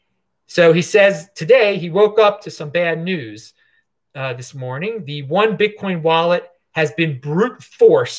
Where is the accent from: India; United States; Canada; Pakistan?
United States; Baltimore, Maryland; now in Asheville, United States; where I'm from originally, Baltimore. But right now I'm in Asheville, North Carolina